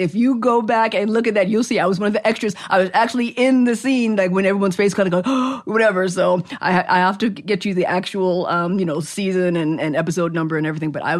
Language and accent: English; New York City, New York, United States; I'm from the Boogie Down, the Boogie Down Bronx